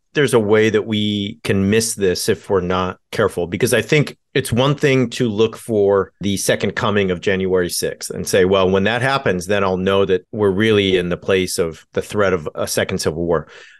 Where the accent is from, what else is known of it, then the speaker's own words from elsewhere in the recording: California, United States; I grew up in Southern California in the same town. I'm born in the same town as Richard Nixon.